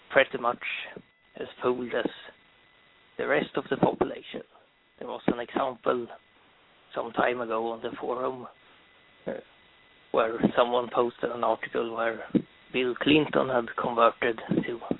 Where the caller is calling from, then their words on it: Sweden; from Sweden.